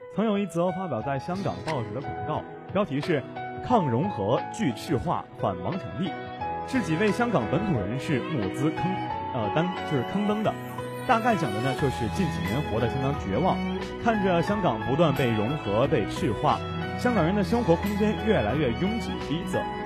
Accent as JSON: {"language": "Chinese", "country": "China", "said": "我们内地人"}